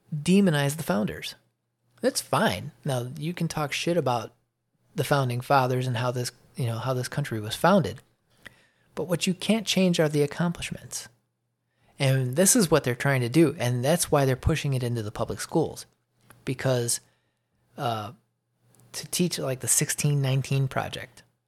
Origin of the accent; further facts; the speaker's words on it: Chicago, Illinois, United States; moved away as an adult; now in Georgia, United States; I'm from the Chicago area